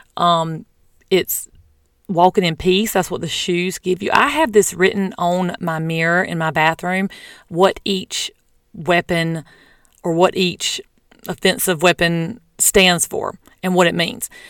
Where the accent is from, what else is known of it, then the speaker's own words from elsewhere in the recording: the South, United States; I'm from the South